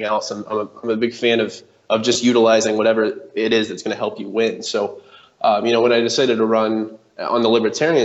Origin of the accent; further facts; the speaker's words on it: Indianapolis, Indiana, United States; moved away as an adult; now in Texas, United States; I moved here about a year and a half ago from Indiana. I'm originally from Indianapolis